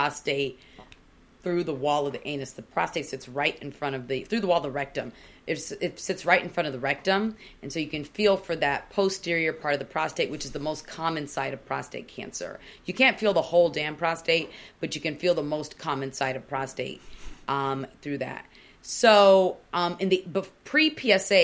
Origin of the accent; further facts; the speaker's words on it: Nigeria; I'm Nigerian